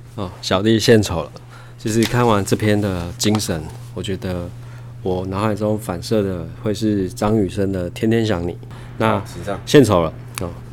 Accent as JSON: {"language": "Chinese", "region": "Tainan", "country": "Taiwan", "tie": "born or raised there", "said": "住在台南的土生土长的孩子"}